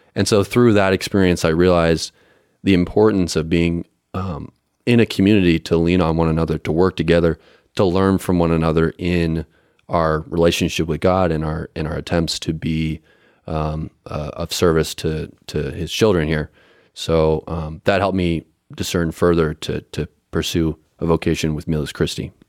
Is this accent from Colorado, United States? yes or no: yes; Colorado, United States; I'm also from Colorado, um, up in the mountains, uh, west of Denver.